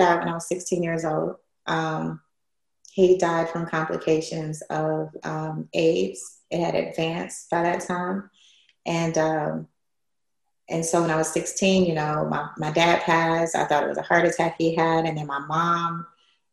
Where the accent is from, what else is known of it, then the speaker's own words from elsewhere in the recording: Cleveland, Ohio, United States; I grew up in Cleveland, Ohio